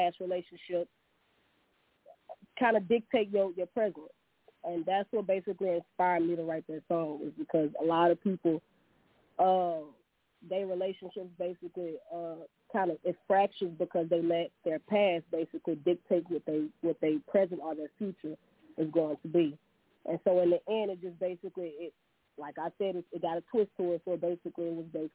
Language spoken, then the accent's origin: English; Monroe, Louisiana, United States; I'm from Monroe, Louisiana.